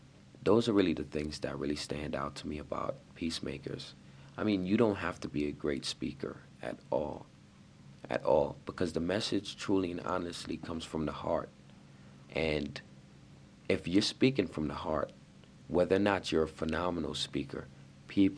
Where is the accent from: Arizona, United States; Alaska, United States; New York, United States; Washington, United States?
New York, United States; I'm from New York